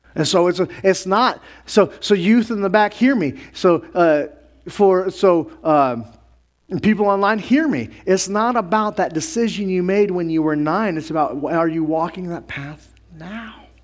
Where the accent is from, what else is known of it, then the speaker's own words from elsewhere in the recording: New Mexico, United States; I grew up around the Native Americans, Navajo and Zuni, and being up in New Mexico